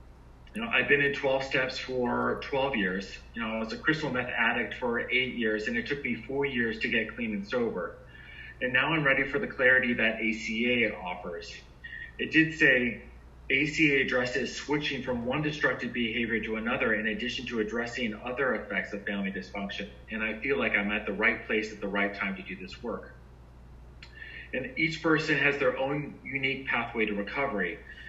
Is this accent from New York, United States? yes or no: no; Florida, United States; also born or lived in Hawaii; now in Fort Lauderdale, United States; I was born in Hawaii. I come from a military family. My elementary, middle school, and high school was actually in Central Florida. I am located in Fort Lauderdale.